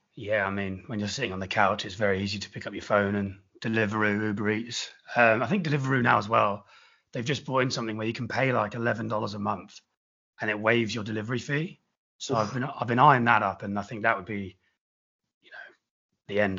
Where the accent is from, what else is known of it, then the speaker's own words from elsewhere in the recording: England, United Kingdom; moved away as an adult; also born or lived in Australia; now in Sydney, Australia; me being English, being over in Australia, being an expat.